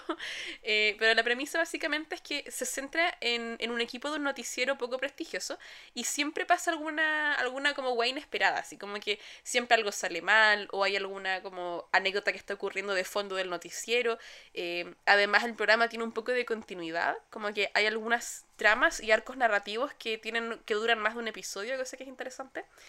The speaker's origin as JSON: {"language": "Spanish", "country": "Chile", "said": "como millennials chilenos"}